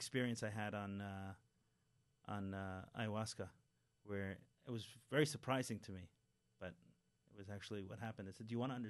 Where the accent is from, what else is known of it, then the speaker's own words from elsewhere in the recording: New York City, New York, United States; I grew up in Crown Heights